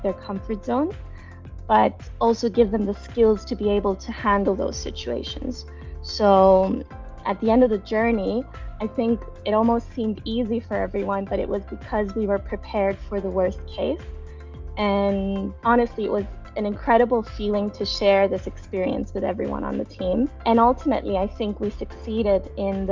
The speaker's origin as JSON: {"language": "English", "town": "Larnaca", "region": "Larnaca District", "country": "Cyprus", "tie": "born or raised there", "said": "I grew up sailing in Larnaca"}